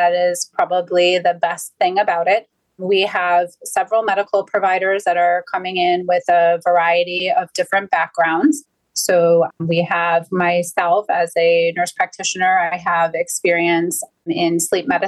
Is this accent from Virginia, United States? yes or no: no; Cleveland, Ohio, United States; I am born and raised in Cleveland, Ohio